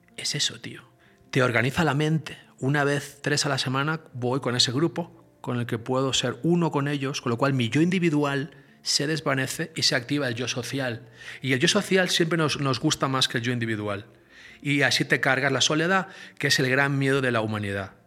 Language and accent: Spanish; Barcelona, Catalonia, Spain; nací en Barcelona, en el Mediterráneo